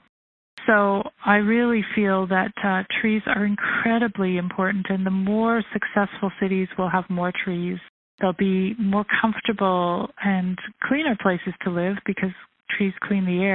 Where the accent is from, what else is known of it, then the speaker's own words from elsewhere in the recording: Toronto, Ontario, Canada; moved away as an adult; also born or lived in United Kingdom / Russia / Israel; I was born here in Toronto. I grew up here